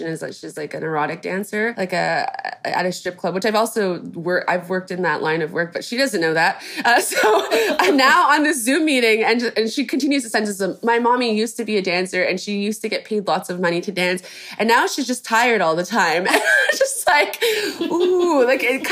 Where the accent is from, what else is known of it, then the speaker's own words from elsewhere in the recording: Kansas, United States; I was born in the States. I was born in Kansas